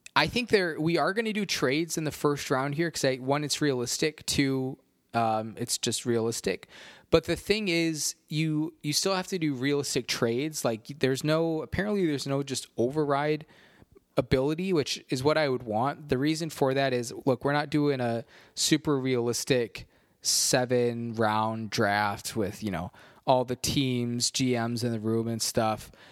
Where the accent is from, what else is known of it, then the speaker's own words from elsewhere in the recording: United States; we're American